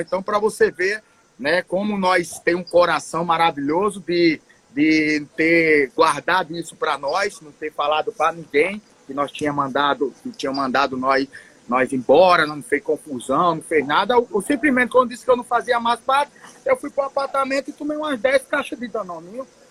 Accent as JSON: {"language": "Portuguese", "town": "Atalaia", "country": "Brazil", "tie": "born or raised there", "moved": "yes", "said": "Eu, eu saí de Atalaia e disse: um dia eu volto para minha terra de origem."}